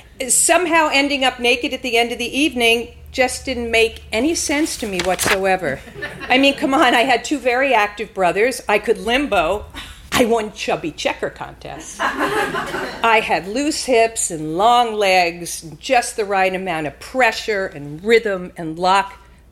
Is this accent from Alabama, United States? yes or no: no; Lawrence, New York, United States; He was from Rockaway, Queens, and I was from Lawrence, which was the five towns.